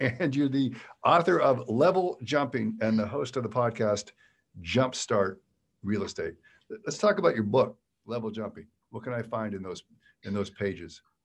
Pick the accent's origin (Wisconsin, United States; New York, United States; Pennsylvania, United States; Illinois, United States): Pennsylvania, United States; Western; I grew up in Western Pennsylvania, small town